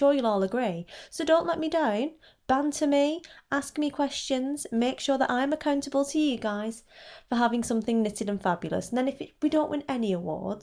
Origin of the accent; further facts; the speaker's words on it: Wigan, North West England, United Kingdom; I'm from Wigan, which is also in Lancashire